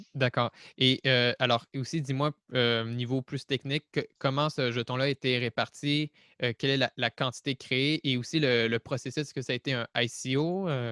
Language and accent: French; Quebec, Canada; je suis québécois